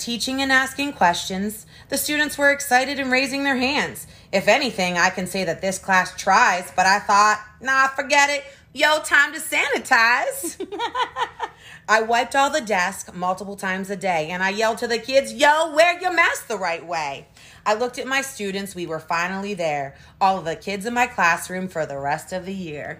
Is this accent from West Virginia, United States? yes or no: yes; Wheeling, West Virginia, United States; In Wheeling, West Virginia, born and raised